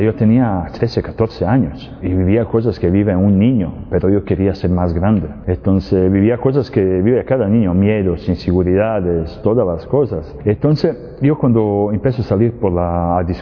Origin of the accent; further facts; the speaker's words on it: Serbia; Spanish is a second language; moved away as an adult; also born or lived in Spain; now in Medjugorje, Bosnia and Herzegovina; Yo soy, vengo, soy de Serbia, pero ya algunos años vivo en Medjugorje, en Bosnia y Herzegovina y, y España